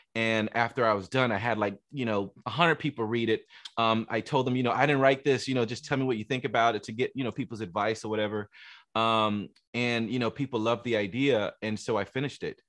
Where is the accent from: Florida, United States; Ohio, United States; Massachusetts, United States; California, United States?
Florida, United States; Miami; I grew up in Miami